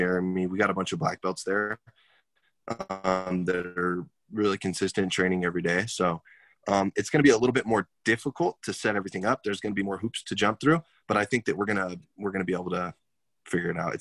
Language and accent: English; Fresno, California, United States; also born or lived in San Jose, California; I was in Fresno in California as well.